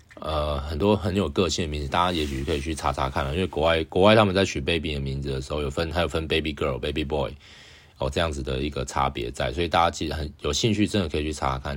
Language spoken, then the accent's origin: Chinese; Taiwan; 我是台湾人啊